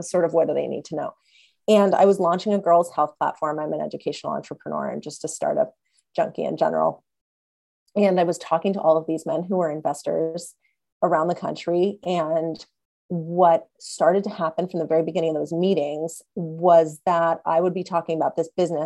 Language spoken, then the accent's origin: English; Los Angeles, California, United States; I grew up in Los Angeles